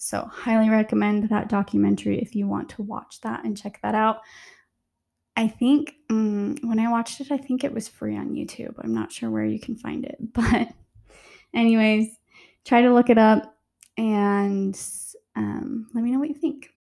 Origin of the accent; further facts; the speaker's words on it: Utah, United States; growing up in Utah in a very religious um, state